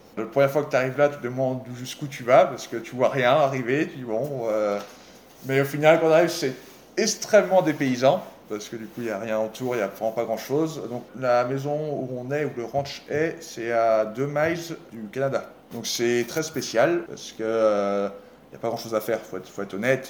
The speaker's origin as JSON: {"language": "French", "town": "Les Herbiers", "region": "Pays de la Loire", "country": "France", "accent": "franchouillard", "moved": "as an adult", "lives_now": "Whitewater, United States", "said": "je suis originaire de Vendée. des herbiers"}